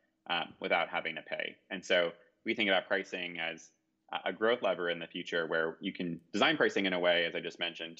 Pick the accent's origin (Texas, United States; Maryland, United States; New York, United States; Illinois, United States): New York, United States; We're here in New York, where I grew up